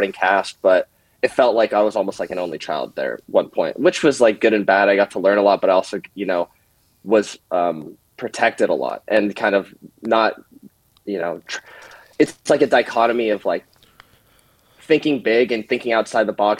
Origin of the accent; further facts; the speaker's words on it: Bainbridge Island, Washington, United States; I grew up in Washington, Bainbridge Islands